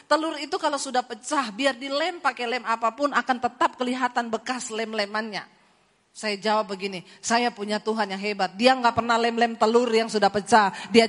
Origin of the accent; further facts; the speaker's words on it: Poso, Central Sulawesi, Indonesia; Saudara, saya ini dari Sulawesi, saya lahir di Poso.